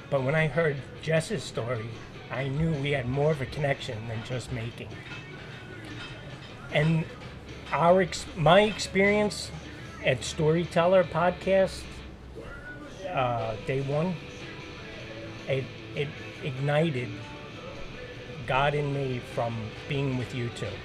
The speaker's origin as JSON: {"language": "English", "town": "New York City", "region": "New York", "country": "United States", "said": "I'm a fireman from New York City, and not many people can do that."}